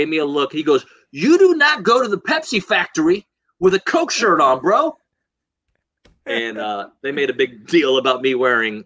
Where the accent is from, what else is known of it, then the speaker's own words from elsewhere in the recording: Houston, Texas, United States; also born or lived in Dallas; I grew up in Houston, and I had just moved to Dallas.